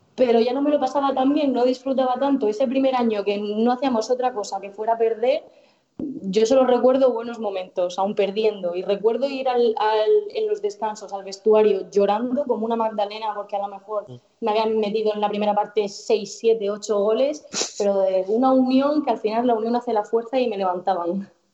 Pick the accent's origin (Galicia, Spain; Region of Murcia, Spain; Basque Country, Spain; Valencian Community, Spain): Region of Murcia, Spain; Murcia area; organizaba campeonatos de fútbol sala en mi pueblo